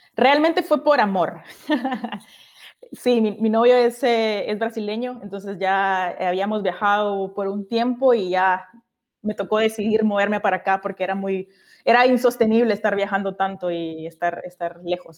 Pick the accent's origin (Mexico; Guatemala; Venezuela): Guatemala; moved away as an adult; now in Brazil; yo soy guatemalteca